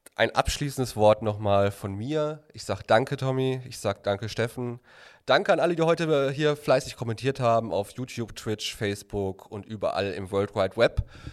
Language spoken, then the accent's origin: German; Recklinghausen, North Rhine-Westphalia, Germany; ich bin ja quasi auch ein Kind der Stadt Recklinghausen, so wie Harpe auch